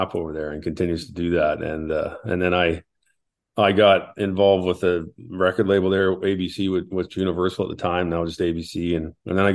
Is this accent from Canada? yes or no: yes; Canada; also born or lived in Australia / Nashville, United States; now in Alberta, Canada; My mom's from Canada. And so I do have a dual citizenship, but you know, I'm proud to be from Canada, and I'm proud to be from, I live in Alberta.